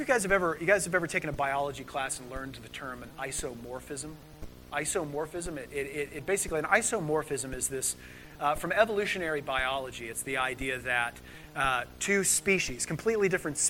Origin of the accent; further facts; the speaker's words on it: United States; we're Americans